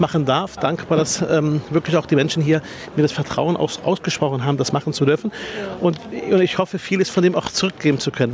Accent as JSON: {"language": "German", "region": "Berlin", "country": "Germany", "tie": "born or raised there", "said": "und direkt nach Spandau"}